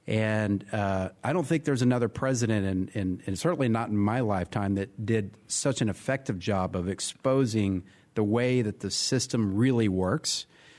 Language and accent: English; Texas, United States; born or raised there